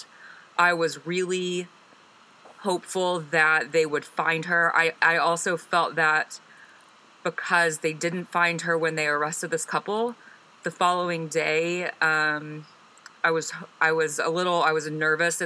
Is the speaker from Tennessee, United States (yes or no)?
no; Birmingham, Alabama, United States; my hometown of Birmingham